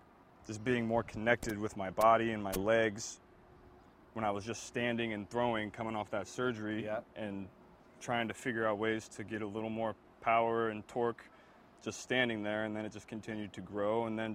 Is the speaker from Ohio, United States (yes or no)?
yes; Ohio, United States; moved away as an adult; also born or lived in Baton Rouge, Louisiana; I grew up in Ohio, played high school football in Ohio, but then I played my college ball in Baton Rouge